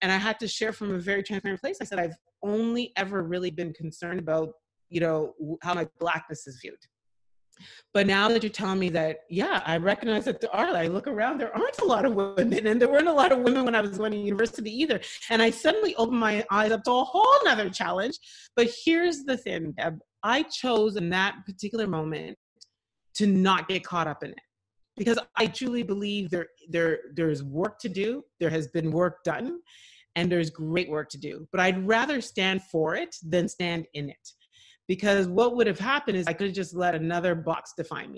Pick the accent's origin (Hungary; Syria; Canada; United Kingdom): Canada; Montreal, Quebec; also born or lived in Ottawa, Canada / Nigeria (ancestry); growing up in Montreal in the late 70s